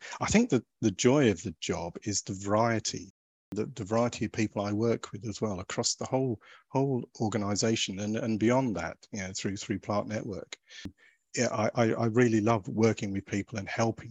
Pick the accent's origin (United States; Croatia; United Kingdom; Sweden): United Kingdom; Suffolk, East of England; moved away; I grew up in Suffolk